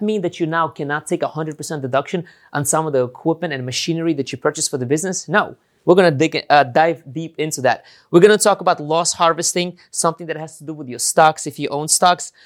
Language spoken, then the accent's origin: English; New York, United States; since I'm from New York